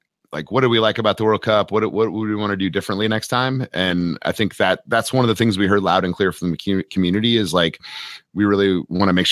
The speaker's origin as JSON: {"language": "English", "country": "United States"}